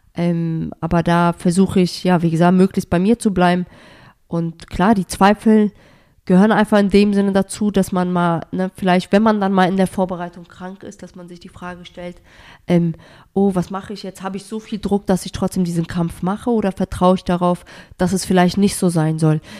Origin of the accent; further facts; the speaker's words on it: Germany; dass Deutschland meine Heimat ist